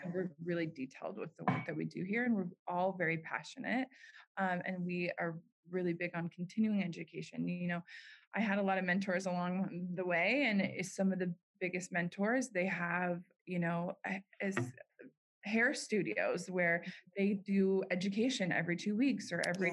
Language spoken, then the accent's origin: English; Park City, Utah, United States; moved away; my hometown, Park City, Utah